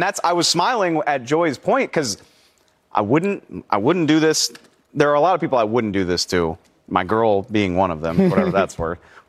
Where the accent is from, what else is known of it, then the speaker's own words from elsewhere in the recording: New Orleans, Louisiana, United States; I grew up in New Orleans.